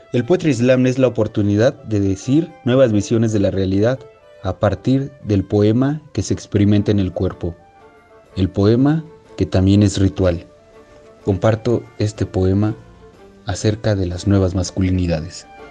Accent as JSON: {"language": "Spanish", "region": "Mexico City", "country": "Mexico", "said": "un poeta de la Ciudad de México"}